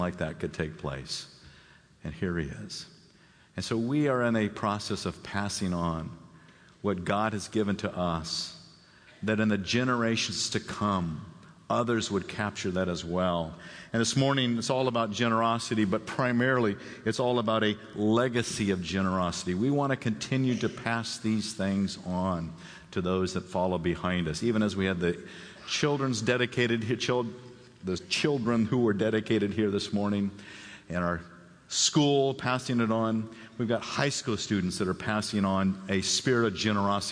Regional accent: Phoenix, Arizona, United States; moved away; I grew up in Phoenix, Arizona.

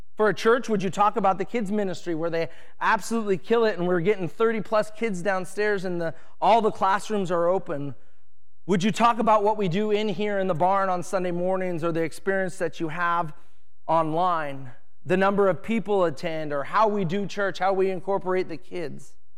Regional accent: Edmonds, Washington, United States; I grew up in Edmonds, Washington

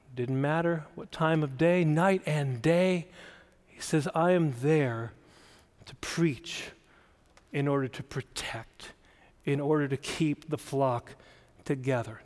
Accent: South Dakota, United States; I grew up in South Dakota

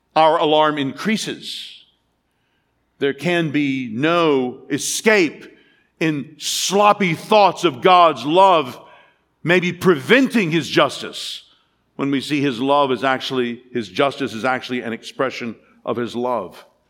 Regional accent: United States; As an American

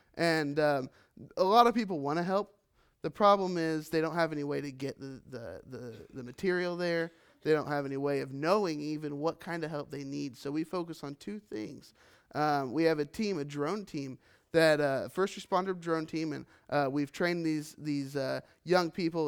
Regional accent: Richmond, United States; moved away as an adult; now in Philippines; I grew up in Richmond

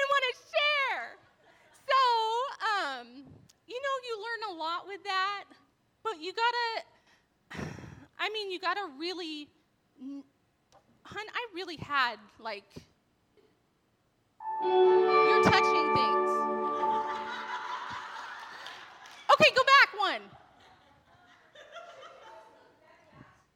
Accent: Torrance, California, United States; I was born in Torrance, California.

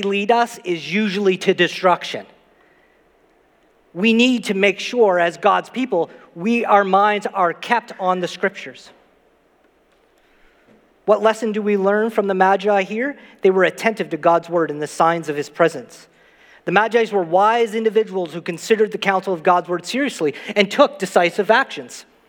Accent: Saint John, New Brunswick, Canada; where I grew up in St. John, New Brunswick, I never left my street until I was 16 years old

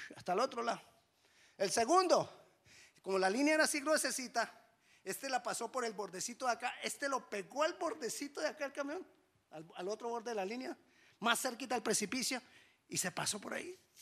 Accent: Colombia; accent: Colombian; me sonó a un acento no colombiano

